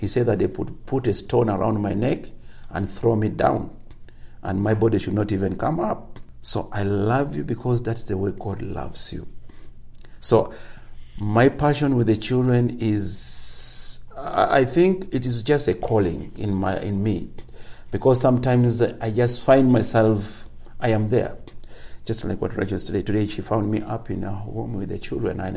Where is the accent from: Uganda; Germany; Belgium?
Uganda; I'm from Uganda, but when I move away from my region, just maybe like 100 kilometers, I need an interpreter to help me communicate.